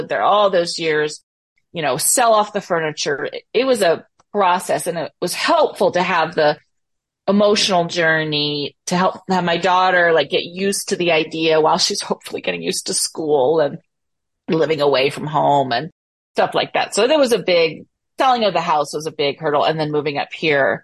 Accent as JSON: {"language": "English", "area": "Bay Area", "region": "California", "country": "United States", "moved": "as an adult", "said": "I'm from the Bay Area."}